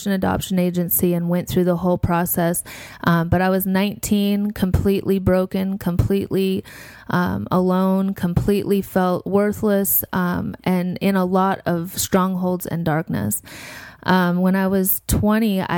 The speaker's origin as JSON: {"language": "English", "region": "South Dakota", "country": "United States", "moved": "yes", "lives_now": "Arizona, United States", "said": "I'm from South Dakota. I'm an enrolled member of the Lakota Sioux Tribe in Pine Ridge in South Dakota on my mother's side"}